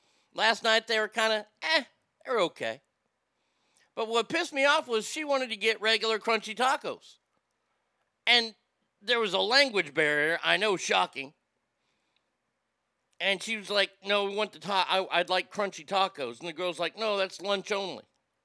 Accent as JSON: {"language": "English", "town": "Garland", "region": "Texas", "country": "United States", "tie": "born or raised there", "also_born_or_lived": "Sacramento", "said": "my hometown of Garland."}